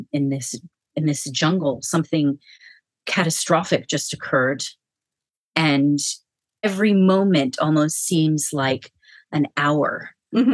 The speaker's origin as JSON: {"language": "English", "region": "California", "country": "United States", "tie": "born or raised there", "also_born_or_lived": "Switzerland", "said": "I grew up in the United States"}